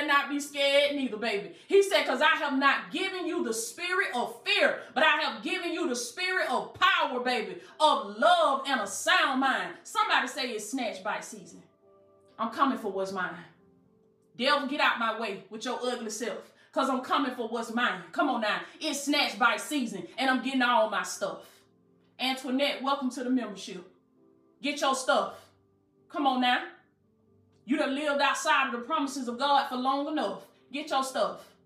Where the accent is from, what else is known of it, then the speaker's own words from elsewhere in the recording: Southwest Georgia, United States; accent: country; I'm country. You know, I'm from Southwest Georgia. I don't pronounce my words right